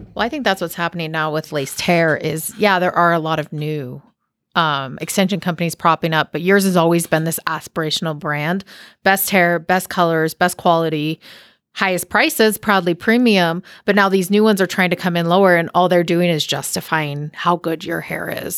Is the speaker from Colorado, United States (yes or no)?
no; Washington, United States; moved away; I grew up in Washington